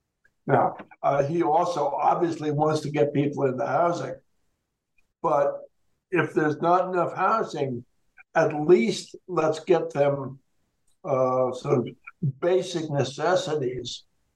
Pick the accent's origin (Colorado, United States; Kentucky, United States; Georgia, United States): Colorado, United States; Denver; There have been studies in my hometown of Denver